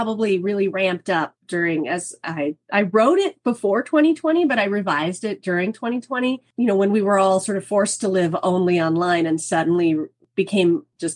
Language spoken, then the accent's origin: English; Kansas, United States; moved away as an adult; I grew up in Kansas.